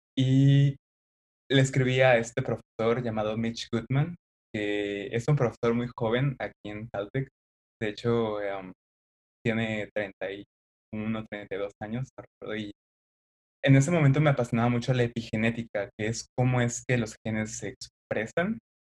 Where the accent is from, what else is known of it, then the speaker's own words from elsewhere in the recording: Xalapa, Veracruz, Mexico; moved away; Soy originario de Jalapa, Veracruz